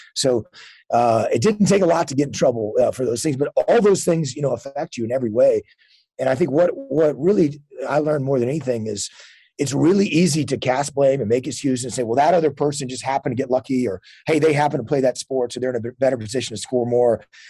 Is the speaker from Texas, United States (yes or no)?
yes; Texas, United States; High school football, where I grew up in Texas, is a huge deal.